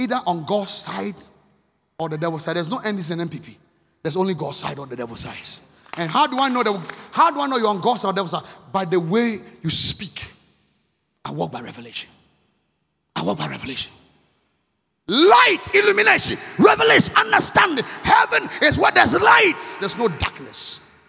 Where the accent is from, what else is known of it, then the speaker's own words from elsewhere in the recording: Akim Oda, Eastern Region, Ghana; moved away; also born or lived in Accra, Ghana; the one we're growing up in Akimoda